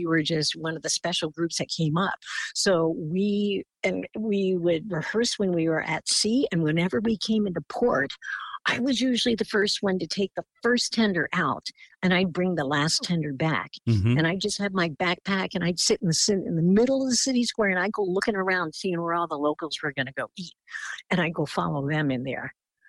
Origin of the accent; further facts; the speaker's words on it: Philippines; And, you know, with my look as a Filipina, I looked very indigenous to a lot of the countries that was on this particular itinerary.